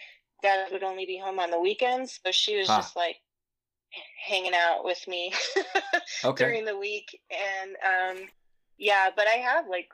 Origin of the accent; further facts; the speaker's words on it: Kanab, Utah, United States; also born or lived in Arizona; I was born in Arizona, and I lived for like the first year of my life in Arizona, and then we packed up and moved to Kanab